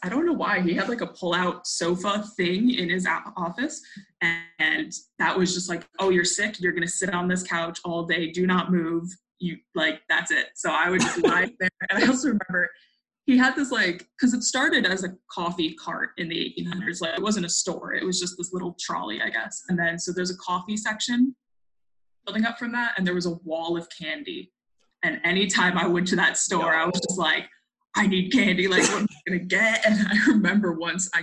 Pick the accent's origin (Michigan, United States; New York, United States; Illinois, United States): New York, United States; Manlius; moved away; I was born in Manlius. I just lived in a different neighborhood than when you met me.